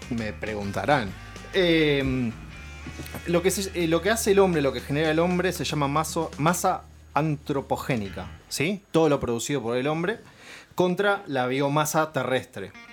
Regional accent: Monte Chingolo, Buenos Aires Province, Argentina; a Montechingolo. La curva sigue siendo la curva, nunca cambió. ahí no hubo cuarentena ni pandemia, nada. Bueno, eh, un saludo a mi pueblo natal.

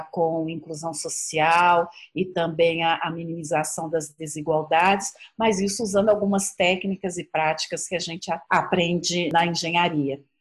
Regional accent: São Paulo, Brazil; born there; also born or lived in Minas Gerais / Brasília / Goiás; Nasci em São Paulo, morei em Minas Gerais, trabalhei em Brasília e também no estado de Goiás e desenvolvi projetos em todo o Brasil, né?

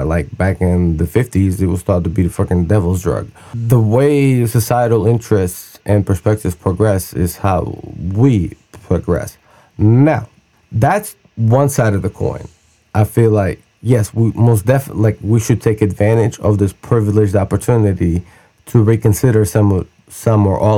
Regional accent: Russia; now in United States; I grew up in Russia.

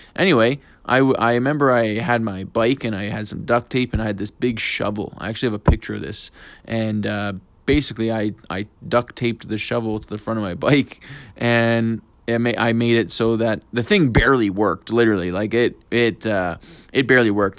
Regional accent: Fort McMurray, Alberta, Canada; now in Edmonton, Canada; I was born in Fort McMurray

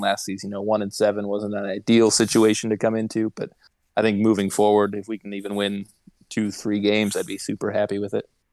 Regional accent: Indiana, United States; I am from Indiana

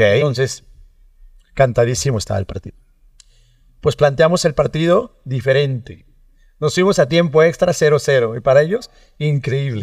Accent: Mexico; como mexicanos tenemos esa parte

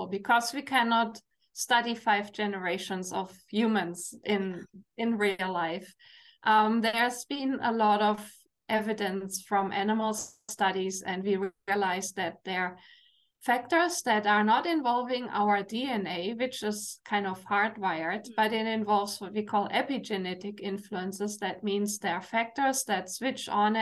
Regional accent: Germany; English is a second language; now in Canada; you hear my accent, I'm from Germany

